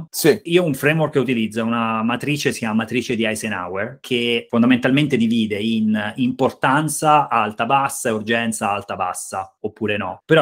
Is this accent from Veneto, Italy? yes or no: no; Pietrasanta, Tuscany, Italy; vicino provincia di Lucca, vicino Forte dei Marmi, insomma, nel nord della Toscana.